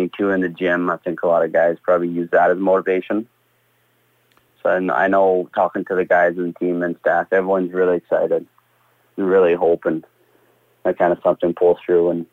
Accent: Yorkton, Saskatchewan, Canada; born or raised there; also born or lived in Chestermere, Alberta; now in Saskatoon, Canada

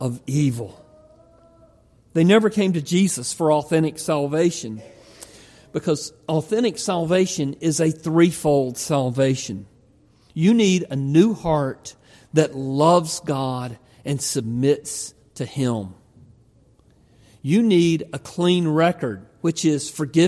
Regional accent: the South, United States; I grew up in the South. Grew up in a little country church

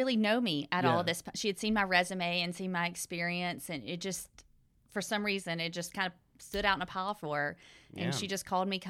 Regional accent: Ellicott City, Maryland, United States; I'm from Ellic City, 45 miles north of here. So I've lived in this small radius my entire life.

